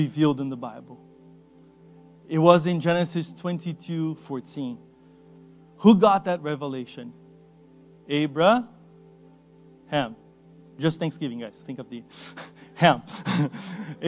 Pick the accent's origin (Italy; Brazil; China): Brazil; moved away; I come from Brazil